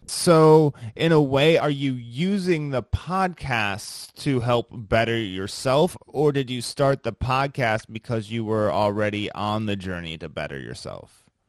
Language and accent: English; Midwest, United States; I'm from the Midwest